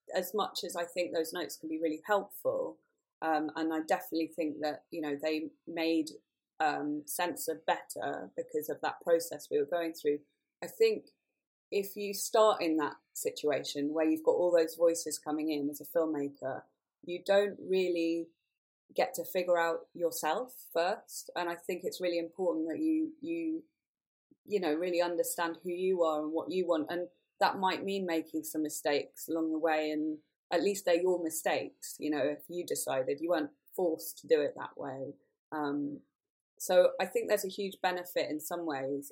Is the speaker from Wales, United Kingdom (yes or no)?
yes; rural Wales, United Kingdom; I grew up in the middle of nowhere in rural Wales